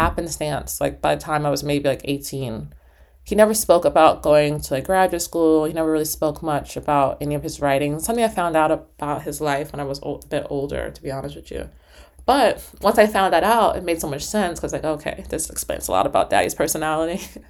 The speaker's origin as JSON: {"language": "English", "town": "New York City", "region": "New York", "country": "United States", "tie": "born or raised there", "also_born_or_lived": "New Haven, Connecticut", "moved": "as an adult", "lives_now": "Upstate New York, United States", "said": "I grew up in Harlem"}